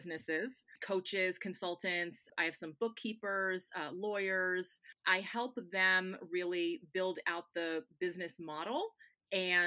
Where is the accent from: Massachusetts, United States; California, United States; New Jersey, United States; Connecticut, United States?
Connecticut, United States; also born or lived in Tampa, Florida; now in Daytona, United States; I was born in Tampa, and I've spent the majority of my life in Connecticut